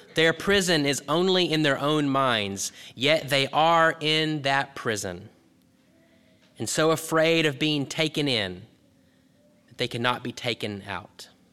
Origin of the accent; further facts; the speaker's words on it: Texas, United States; When I was growing up in Texas